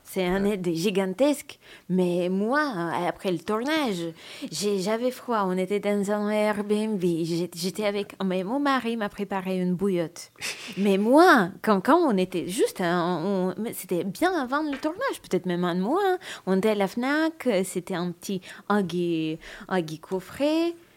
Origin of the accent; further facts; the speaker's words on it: Russia; accent: Russian; French is a second language; Je suis russe, je parle avec un accent